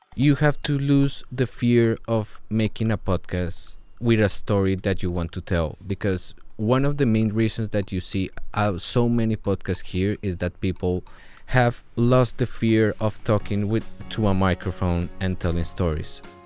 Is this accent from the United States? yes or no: no; Colombia; I'm from Colombia